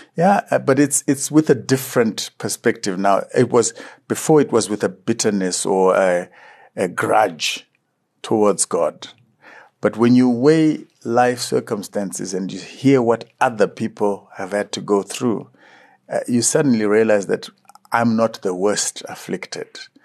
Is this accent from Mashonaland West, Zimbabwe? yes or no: yes; Chinhoyi, Mashonaland West, Zimbabwe; also born or lived in Murombedzi / Kambuzuma, Harare; I was from Chikonono in, uh, in Chinoy